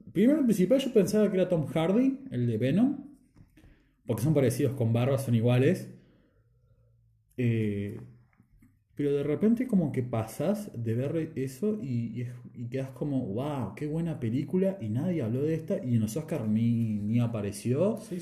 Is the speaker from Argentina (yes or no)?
yes; Argentina; Somos argentinos.